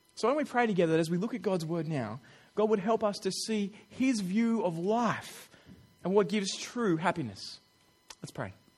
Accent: Australia; I'm an Australian

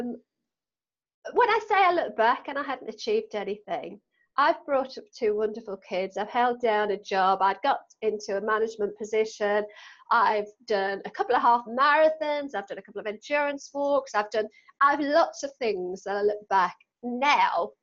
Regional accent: Newcastle, North East England, United Kingdom; accent: Geordie; as a Geordie

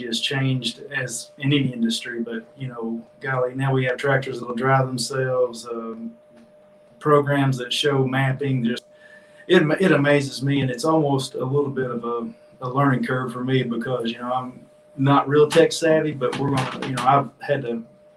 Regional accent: Jonesboro, Arkansas, United States; now in Pine Bluff, United States; I was raised in Jonesboro and picked up a farm here in Pine Bluff

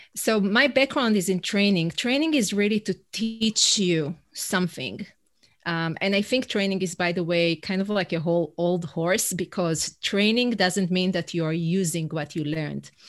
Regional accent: Israel; first language Hebrew; English is a second language; moved away as an adult; now in New York City, United States; I'm originally from Israel. That's where my accent is from

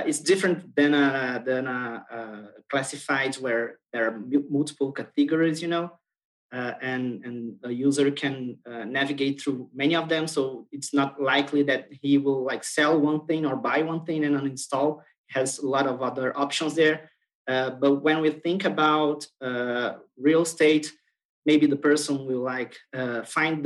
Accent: Brazil; I'm from Brazil.

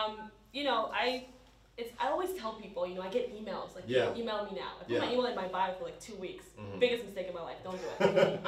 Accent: New York, United States; we're both New Yorkers.

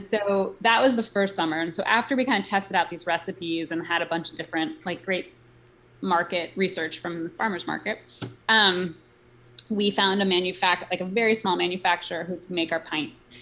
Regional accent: New York City, New York, United States; I grew up in New York City

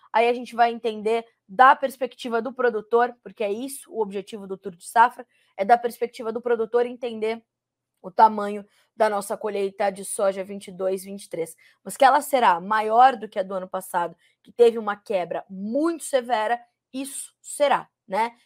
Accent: São Paulo, Brazil; Eu que sou paulistana, fico feliz em dizer que, né, é, tenho muita história com São Paulo

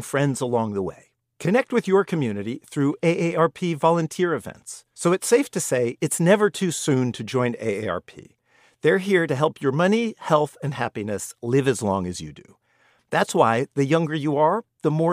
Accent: California, United States; I'm from California

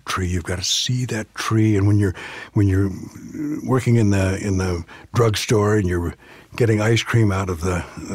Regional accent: Southern California, United States; I grew up in Southern California

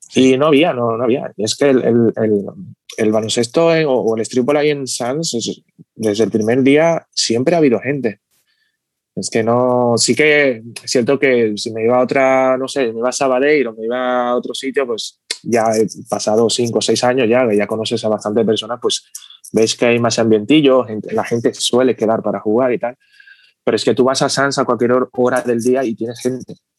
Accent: Dominican Republic; now in Barcelona, Spain; vengo de República Dominicana, bueno, nací allí y llevo aquí viviendo desde el 2000

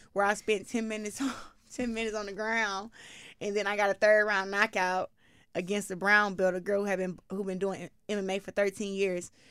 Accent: Flint, Michigan, United States; I'm from Flint

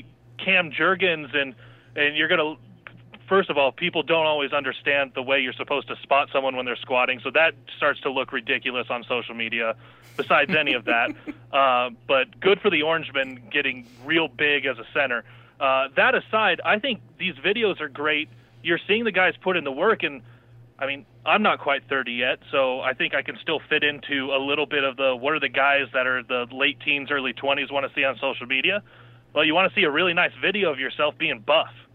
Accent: Nebraska, United States; growing up in Nebraska

